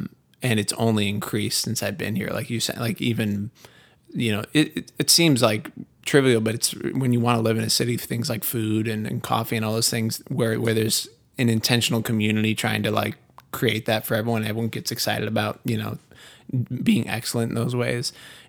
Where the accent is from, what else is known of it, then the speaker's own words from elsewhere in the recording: New England, United States; And to me, I grew up in New England, so I it's a very, I mean, there's obviously people know very different cultures between New England and the South.